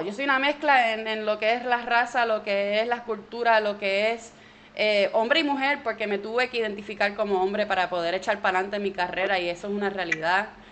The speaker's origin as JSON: {"language": "Spanish", "country": "Puerto Rico", "also_born_or_lived": "United States", "moved": "yes", "said": "soy de la isla, yo soy, tengo familia puertorriqueña"}